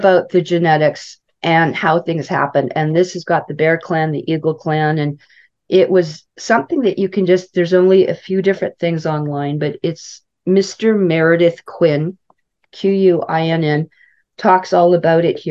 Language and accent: English; Saskatoon, Saskatchewan, Canada; moved away; also born or lived in Kamloops; I grew up in Saskatoon